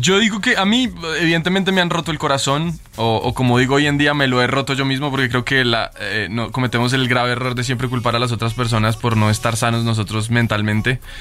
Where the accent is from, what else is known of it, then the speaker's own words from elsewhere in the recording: Colombia; vengo de Colombia